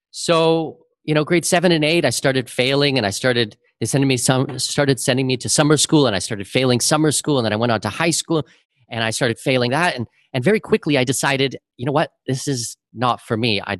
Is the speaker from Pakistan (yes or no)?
no; Canada; now in Panama; I've lived in eight different countries. I've visited 100 and 405 different countries. Um, you know, I'm Canadian with Danish heritage.